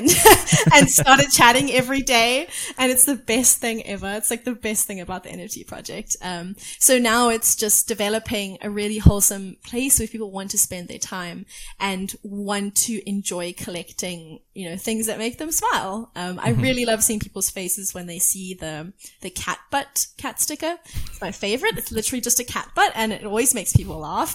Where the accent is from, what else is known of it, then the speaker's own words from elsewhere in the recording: South Africa; I come from South Africa